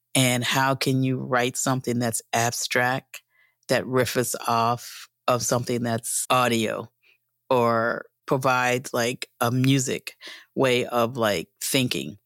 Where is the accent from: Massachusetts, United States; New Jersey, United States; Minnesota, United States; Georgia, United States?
New Jersey, United States; Atlantic City; I grew up in Atlantic City